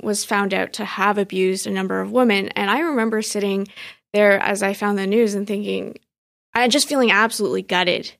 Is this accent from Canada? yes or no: yes; Richmond Hill, Ontario, Canada; also born or lived in Vancouver / Montreal; I grew up in Richmond Hill in the nineties and early two thousands, just deep into the Chinese community